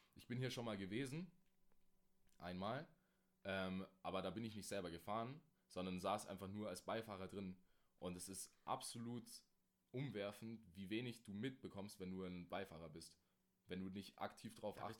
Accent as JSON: {"language": "German", "country": "Germany", "said": "bei uns in Deutschland"}